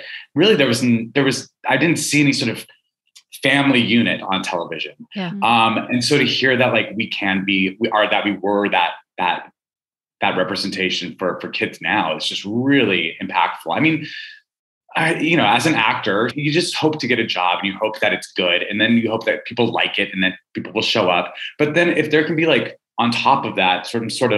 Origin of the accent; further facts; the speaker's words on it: Albuquerque, New Mexico, United States; also born or lived in Missoula, Montana; I was born in Missoula and then moved to Albuquerque, you know, when I was one